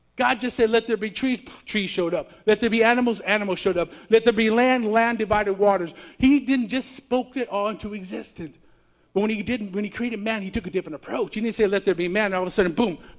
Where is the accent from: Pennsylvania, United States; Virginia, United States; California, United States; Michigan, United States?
California, United States; I'm from California